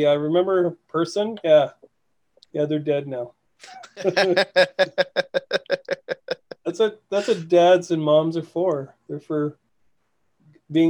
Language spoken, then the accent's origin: English; Manitoulin, Ontario, Canada; now in Vancouver, Canada; where I grew up in Ontario, the Manitoulin